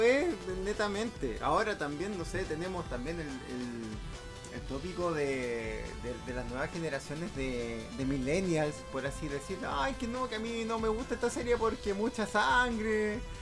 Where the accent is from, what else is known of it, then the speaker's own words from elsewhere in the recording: Valparaíso, Chile; also born or lived in Santiago; now in Villa Alemana, Chile; yo soy de acá de Valparaíso eh, y hace un tiempo atrás me vine a vivir a Villa Alemana